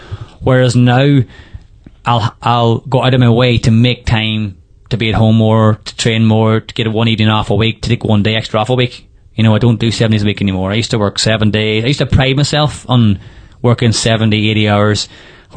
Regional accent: Carrigart, Ulster, Ireland; Carrigart Main Street. You know, with my hometown

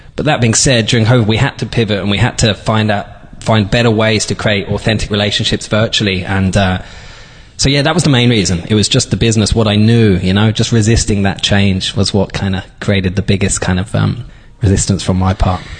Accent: London, United Kingdom; also born or lived in Dublin, Ireland; now in Donegal, Ireland; I'm from from London originally.

